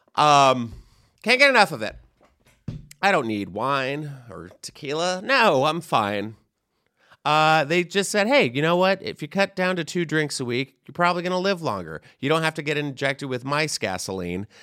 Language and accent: English; Texas, United States; I am from Texas as well